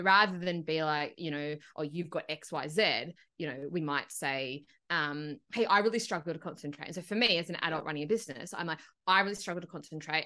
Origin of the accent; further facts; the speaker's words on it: Broken Hill, New South Wales, Australia; I grew up in Broken Hill